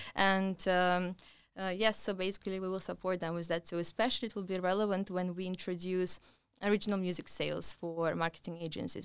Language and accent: English; Russia; moved away as an adult; now in London, United Kingdom; originally I come from Russia